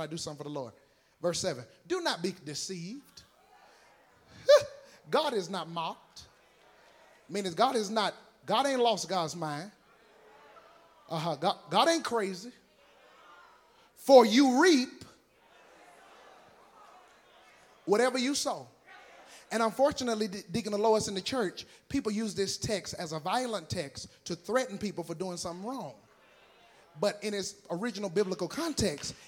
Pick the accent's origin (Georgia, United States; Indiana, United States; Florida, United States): Georgia, United States; Decatur; also born or lived in Lithonia, Georgia; I'm from Decatur, where it's greater, and Lithonia, where they own you